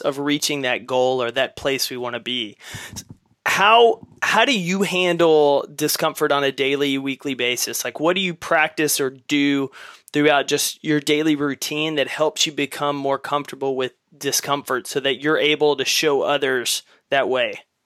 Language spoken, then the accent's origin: English; East Texas, United States; we grew up in East Texas.